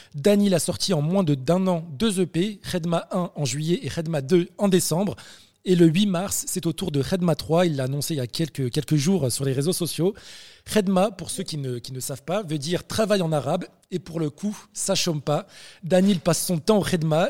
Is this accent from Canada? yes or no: no; France; maghrébins de France. En l'occurrence, toi et moi